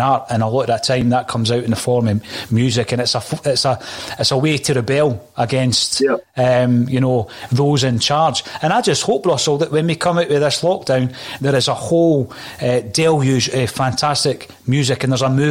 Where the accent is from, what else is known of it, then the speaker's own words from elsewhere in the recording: Fife, Scotland, United Kingdom; I'm from Fife